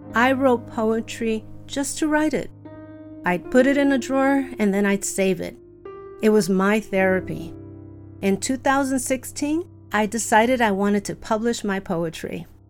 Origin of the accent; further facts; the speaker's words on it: Chicago, Illinois, United States; I grew up in Chicago to loving parents